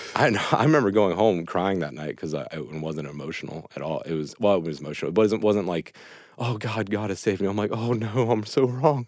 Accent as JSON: {"language": "English", "town": "Reynoldsville", "region": "West Virginia", "country": "United States", "tie": "born or raised there", "also_born_or_lived": "Clarksburg, West Virginia", "said": "I'm uh, West Virginia native. I was born in Reynoldville, uh, well, Clarksburg, West Virginia, and, and raised in Reynoldville, West Virginia"}